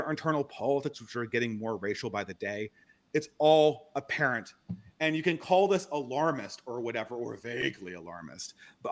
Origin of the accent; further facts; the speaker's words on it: California, United States; moved away as an adult; my home state of California